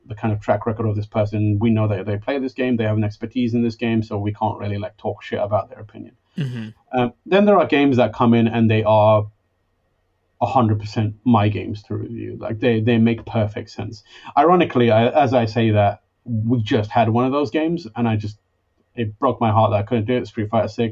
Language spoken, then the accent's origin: English; London, United Kingdom; moved away; I'm from London